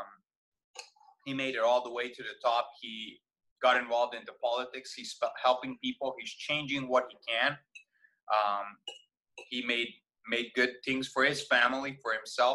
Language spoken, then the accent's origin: English; Vojvodina, Serbia; now in United States; Growing up in Serbia, I mostly grew up with just Serbians around me, like 99%, right? Maybe a little bit of Hungarians because we border with them on the north, which is where I grew up